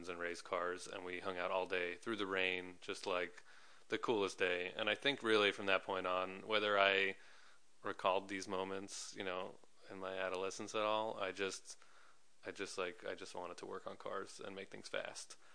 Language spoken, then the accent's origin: English; New York, United States; I'm from New York.